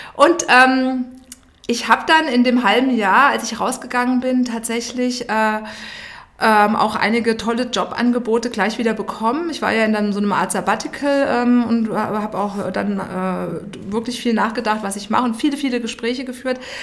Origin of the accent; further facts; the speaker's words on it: Darmstadt, Hesse, Germany; moved away as an adult; now in Munich, Germany; wir kommen beide aus Darmstadt